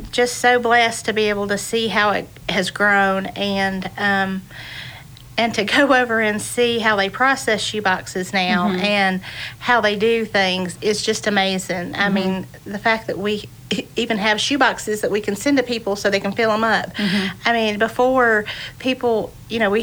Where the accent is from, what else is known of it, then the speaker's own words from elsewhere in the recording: Boone, North Carolina, United States; I grew up here in Boone, too, mm-hmm. and it is a small town.